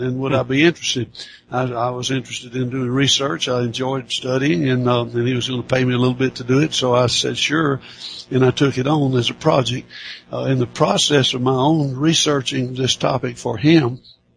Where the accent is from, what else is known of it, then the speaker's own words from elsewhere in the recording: Athens, Alabama, United States; my hometown of Athens, Alabama